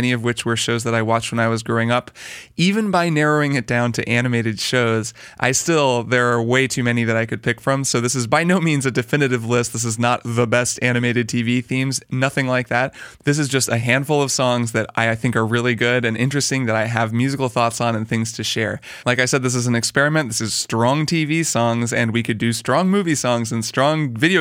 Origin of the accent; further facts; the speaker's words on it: Indiana, United States; I grew up in Indiana and did marching band in high school